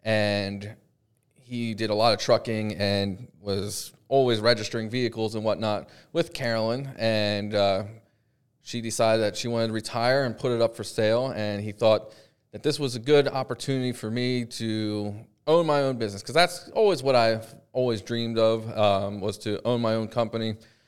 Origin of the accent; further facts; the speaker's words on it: Pennsylvania, United States; Well, I'm from Pennsylvania